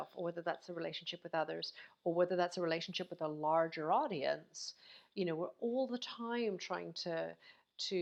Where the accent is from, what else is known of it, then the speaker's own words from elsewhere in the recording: Canada; now in United Kingdom; I know I'm in the UK right now, although I'm from Canada, I'm here in the UK